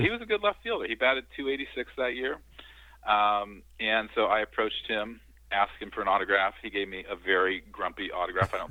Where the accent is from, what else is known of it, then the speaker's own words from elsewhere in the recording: Southeast Iowa, United States; And I grew up in Southeast Iowa.